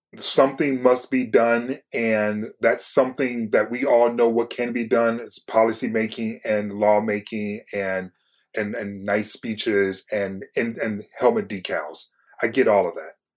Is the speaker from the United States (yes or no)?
yes; Detroit, Michigan, United States; I'm from Detroit